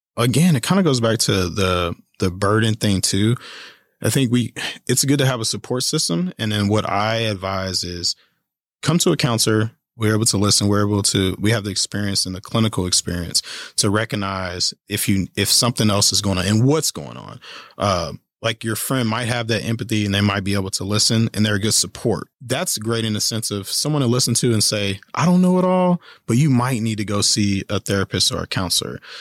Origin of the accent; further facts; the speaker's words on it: Kansas City, Kansas, United States; moved away as an adult; also born or lived in Colorado Springs, Colorado; now in Manhattan, United States; I am originally from Kansas City, Kansas